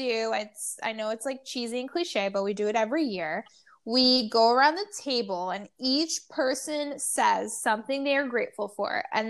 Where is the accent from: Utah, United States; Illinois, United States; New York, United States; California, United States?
New York, United States; New York City; I'm a New Yorker